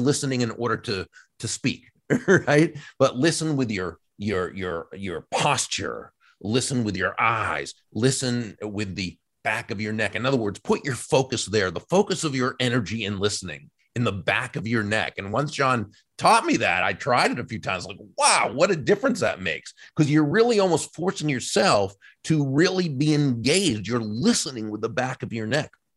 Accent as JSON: {"language": "English", "area": "outside of Boston", "region": "Massachusetts", "country": "United States", "tie": "born or raised there", "said": "I, I grew up outside of Boston"}